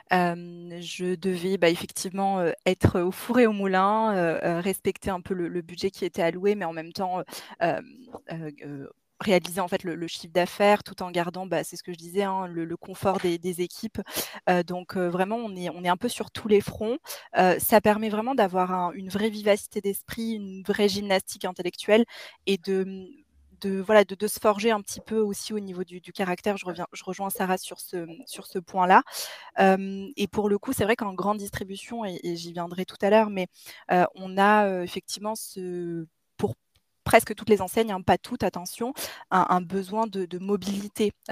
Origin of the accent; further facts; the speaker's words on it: Grenoble, Auvergne-Rhône-Alpes, France; j'ai 28 ans, je suis originaire de la région grenobloise